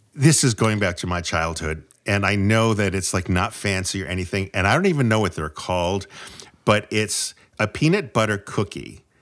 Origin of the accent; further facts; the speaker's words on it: New England, United States; I'm from New England